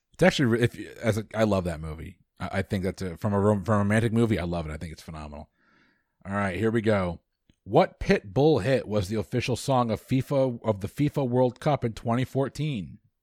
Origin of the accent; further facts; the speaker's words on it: United States; because I'm American.